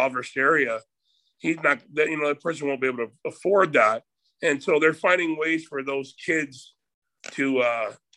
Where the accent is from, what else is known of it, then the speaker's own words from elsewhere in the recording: Windsor, Ontario, Canada; I'm from Windsor area, so it's right next to Detroit